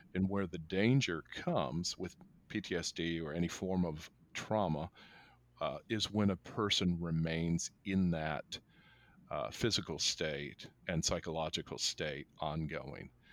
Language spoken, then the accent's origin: English; United States; as an American culture